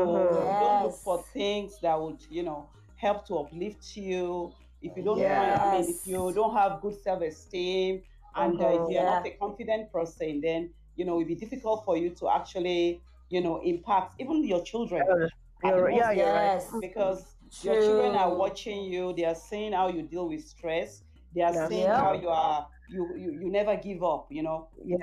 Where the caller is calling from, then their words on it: Calgary, Alberta, Canada; I'm calling from Calgary. Calgary.